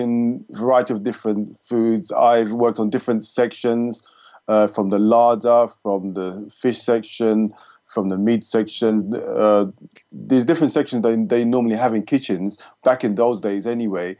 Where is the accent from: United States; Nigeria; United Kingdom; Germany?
United Kingdom; I'm British born, UK born, to Jamaican parents